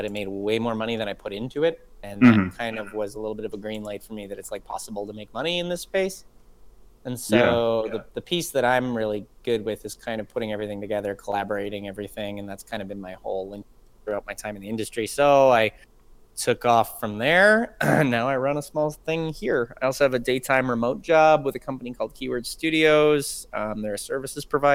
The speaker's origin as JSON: {"language": "English", "country": "Canada", "tie": "born or raised there", "moved": "as an adult", "lives_now": "United States", "said": "I grew up in Canada"}